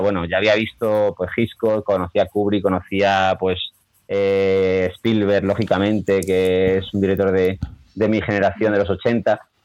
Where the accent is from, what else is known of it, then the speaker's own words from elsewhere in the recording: A Coruña, Galicia, Spain; moved away as an adult; now in Córdoba, Spain; Echo de menos mi tierra, Coruña, Galicia entera